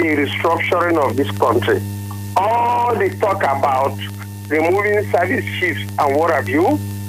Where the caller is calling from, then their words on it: Lagos, Nigeria; I am calling from Lagos.